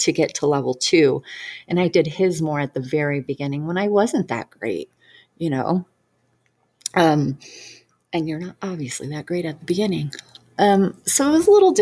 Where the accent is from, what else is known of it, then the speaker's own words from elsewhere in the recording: Detroit, Michigan, United States; moved away; I'm originally from Detroit, Michigan.